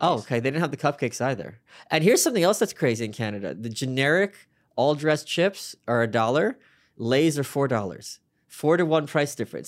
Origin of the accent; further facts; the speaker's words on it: New York City, New York, United States; I was from Brooklyn